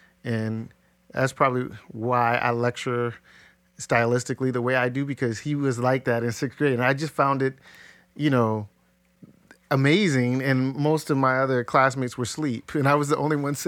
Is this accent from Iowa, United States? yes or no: no; Ohio, United States; I grew up in South Linden, and I went to black schools, public schools, so even opposite in the class context.